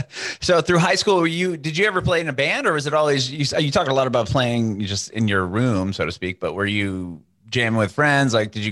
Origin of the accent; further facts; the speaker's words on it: San Diego, California, United States; I grew up in Southern California. I grew up in San Diego.